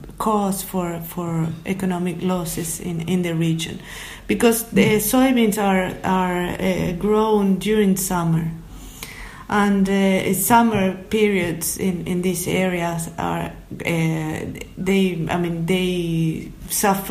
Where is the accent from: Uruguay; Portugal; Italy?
Uruguay; also born or lived in Sweden